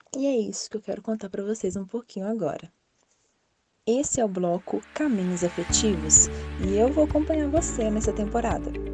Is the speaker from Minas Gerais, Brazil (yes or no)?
yes; Minas Gerais, Brazil; eu e Cris somos mineiras